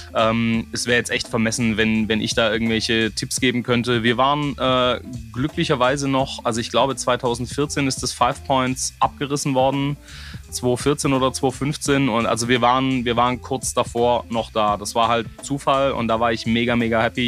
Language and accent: German; Southern Germany, Germany; hier, wo ich herkomme, in Süddeutschland